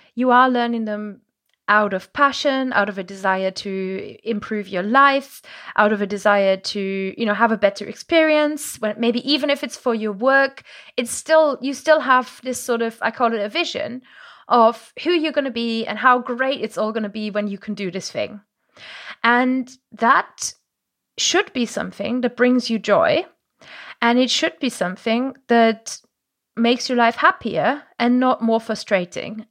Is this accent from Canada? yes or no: no; Germany; first language German; English is a second language; now in England; my native language is German. I grew up in, um, in the countryside in Germany